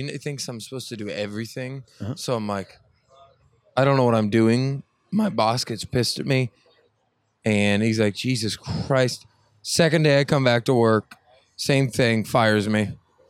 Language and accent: English; Oklahoma, United States; Well, I'm from Oklahoma, so I know how those people think.